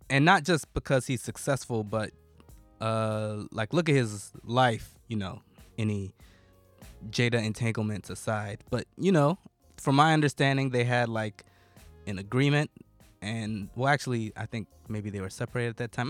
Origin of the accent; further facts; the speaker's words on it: United States; I'm American, but I'm just barely American culturally